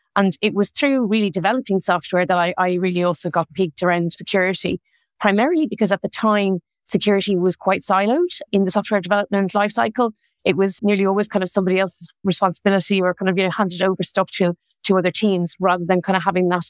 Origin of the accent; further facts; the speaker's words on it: Dublin, Leinster, Ireland; moved away; You might tell from my accent, I'm originally from Ireland. I'm from Dublin